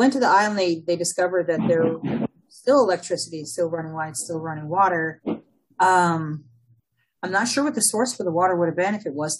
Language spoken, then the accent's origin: English; Oakland, California, United States; born there; Yeah, so I was born in Oakland, right?